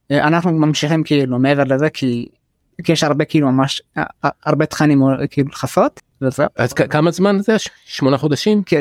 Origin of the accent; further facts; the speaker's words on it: Jaffa, Tel Aviv District, Israel; אבל כאילו בקהילה שאני נמצא בה כאילו איפה שאני גדלתי וגם בתוך השכונה ביפו לא היה מישהו מהעדה האתיופית